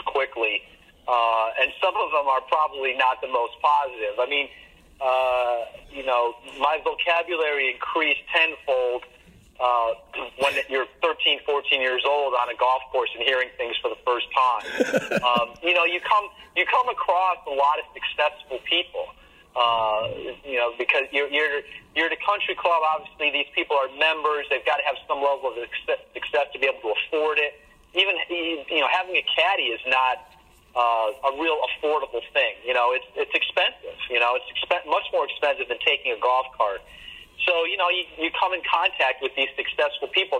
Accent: Chicago, Illinois, United States; also born or lived in Indiana; I grew up in Chicago

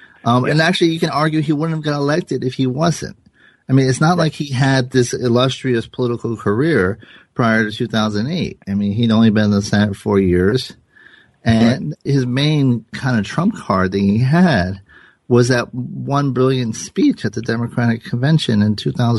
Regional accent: Providence, Rhode Island, United States; It kind of reminds me of the mayor of my hometown, a guy named Buddy Cianci

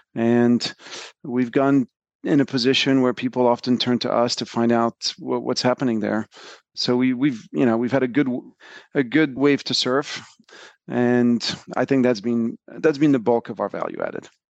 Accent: France; moved away as an adult; also born or lived in United States; So, I grew up in France, and I moved to the U S in the early nineties to, to go to college.

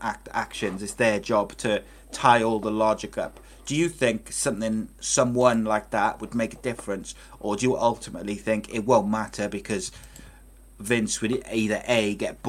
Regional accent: Wales, United Kingdom; I'm a Welshman

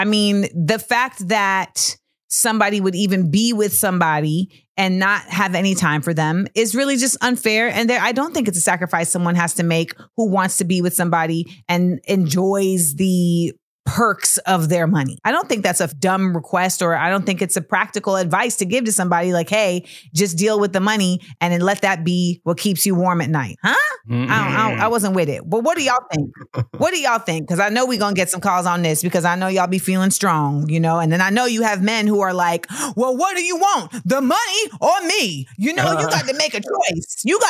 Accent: Florida, United States; I grew up in Florida.

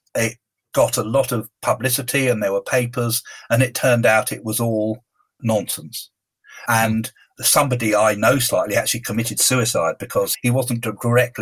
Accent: United Kingdom; being a Brit

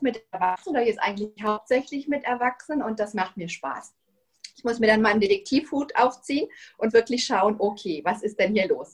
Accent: Germany; moved away as an adult; now in Spain; bin ich Deutsche, aber ich wohne schon seit 16 Jahren in Spanien mit meiner Familie

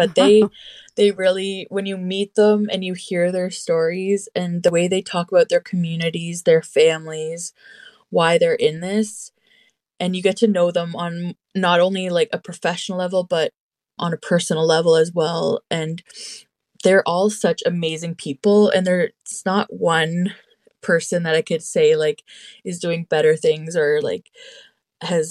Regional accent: North Shore, Northern Ontario, Canada; I'm from the North Shore in Northern Ontario, specifically Garden River and Mississauga First Nation.

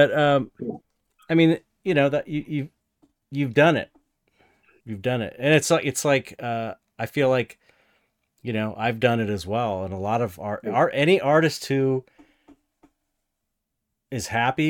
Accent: United States; an American

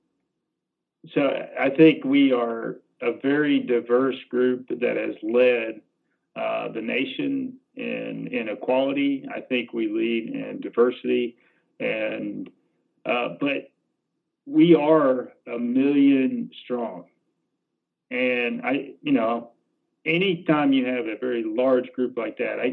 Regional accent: Alabama, United States; growing up in Alabama in middle school

